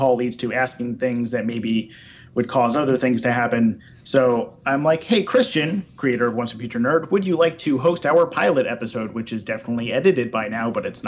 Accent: Shirley, New York, United States; In the middle of Long Island in Suffolk County, the Shirley Mastic area.

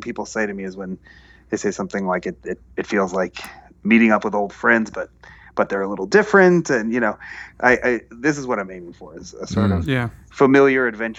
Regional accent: United States; being Arab American, growing up in a kind of immigrant community here

